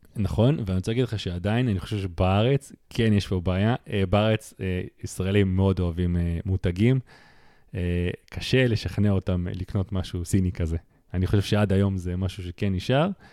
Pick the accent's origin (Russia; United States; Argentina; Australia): Russia; now in Israel; אני כרוסי